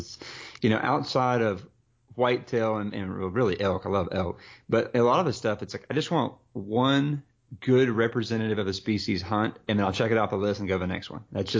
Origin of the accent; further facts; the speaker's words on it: Texas, United States; moved away; also born or lived in Oregon; I grew up in Texas and hunted South Texas and, you know, all kind of around